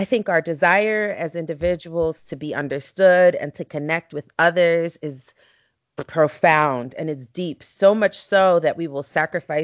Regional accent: New York City, New York, United States; growing up in East New York, Brooklyn, you know, which at that time was one of the most violent places in the country

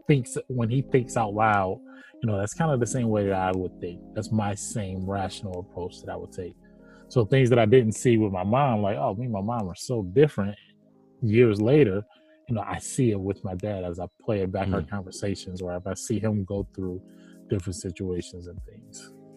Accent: Cleveland, Ohio, United States; I'm from Cleveland

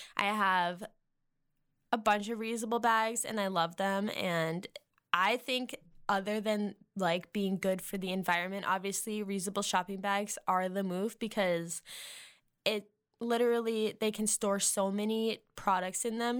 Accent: Massachusetts, United States; moved away; I'm from Massachusetts

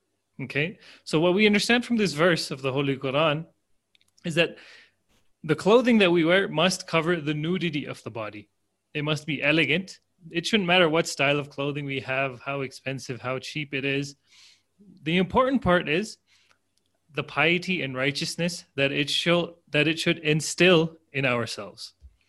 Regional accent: Ecuador; But as you said, you're from Jamaica, I am from Ecuador.

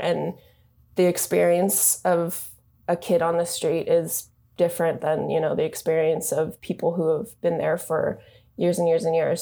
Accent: Japan; also born or lived in California; now in Bay Area, United States; I'm actually from Japan. I moved to the U S about twelve years ago

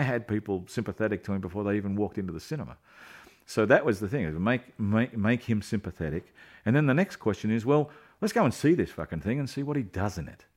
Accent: Australia; we're Aussies

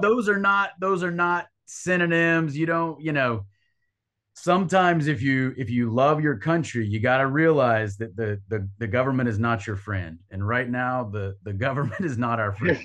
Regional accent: North Carolina, United States; I'm from North Carolina

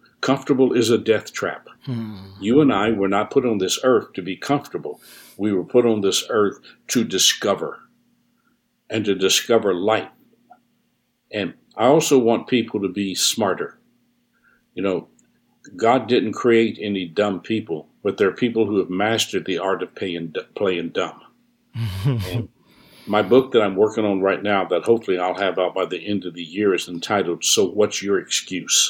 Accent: New Orleans, Louisiana, United States; I was born here in the United States in New Orleans

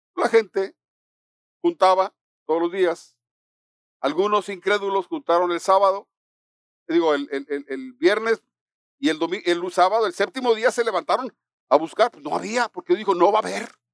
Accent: Mexico; los mexicanos celebramos el 16 de septiembre

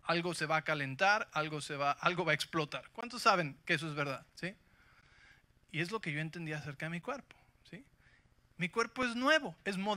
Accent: Mexico City, Mexico; yo crecí en la Ciudad de México, ¿sí? Así que soy invencible

